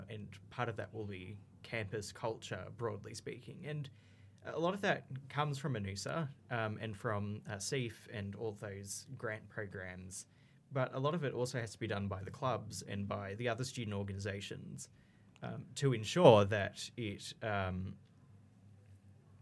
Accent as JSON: {"language": "English", "town": "Canberra", "region": "Australian Capital Territory", "country": "Australia", "said": "I'm from Canberra, so I had it way better than most students"}